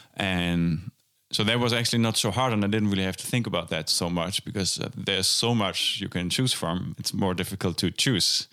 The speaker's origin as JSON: {"language": "English", "country": "Germany", "tie": "born or raised there", "moved": "as an adult", "lives_now": "Amsterdam, Netherlands", "said": "I, uh, went to Amsterdam to study jazz drums at the conservatory, um, after growing up in Germany"}